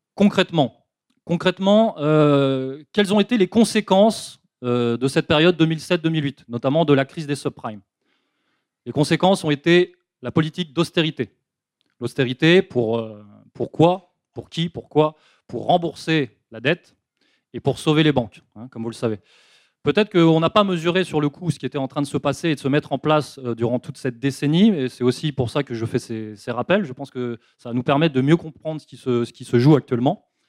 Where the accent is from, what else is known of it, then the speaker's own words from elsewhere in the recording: France; en tant que Français résistants